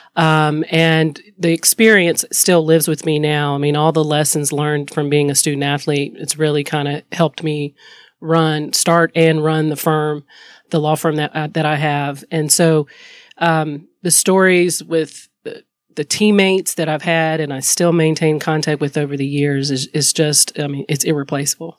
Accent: High Point, North Carolina, United States; moved away as an adult; also born or lived in Columbia, Missouri; I am a girl from High Point, North Carolina that has lived her best life

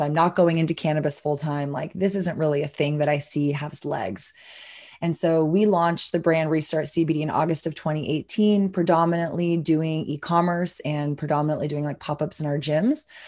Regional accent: Austin, Texas, United States; I'm a born and raised Austinite, so Texan, obviously, but Austin really is my hometown

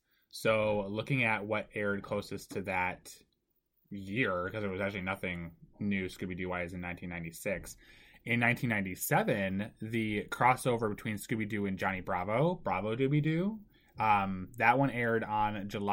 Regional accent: Japan; born there; Fun fact, if I've never brought this up, I was born in Japan.

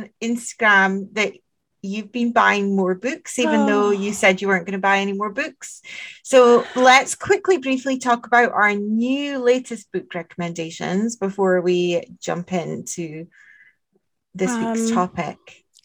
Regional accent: Scotland, United Kingdom; I'm the Scot.

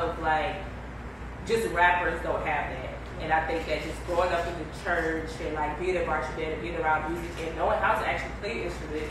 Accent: Savannah, Georgia, United States; accent: southern accent with the New York twang; moved away as an adult; also born or lived in Atlanta, Georgia / New York; born and raised in Savannah, I went to Clark and I moved to New York

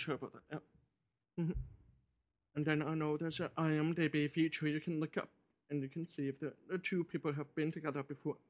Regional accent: Kingston, Ontario, Canada; moved away; my hometown of Kingston

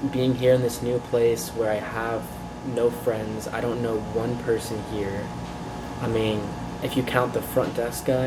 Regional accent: Florida, United States; moved away; I'm from Florida.

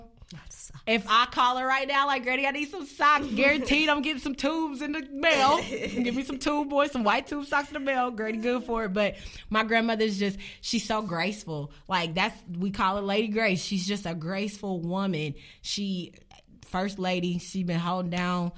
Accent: Indianapolis, Indiana, United States; I was born and raised in Indianapolis

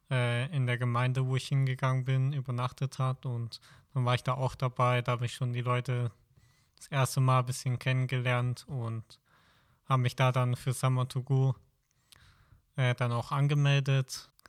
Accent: Backnang, Baden-Württemberg, Germany; Ähm, ich komme eigentlich aus der Nähe von Stuttgart, aus Backnang.

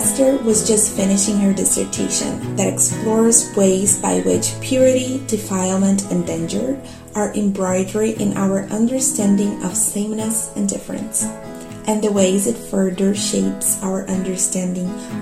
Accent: Brazil; now in London, United Kingdom; I'm from Brazil

